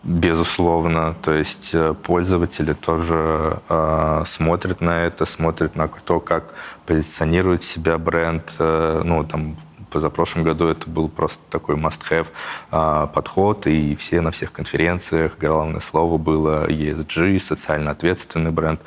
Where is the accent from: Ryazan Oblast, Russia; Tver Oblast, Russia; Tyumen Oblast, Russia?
Tver Oblast, Russia; moved away; я вот из Тверского региона, и если где-то приезжаю к э, родителям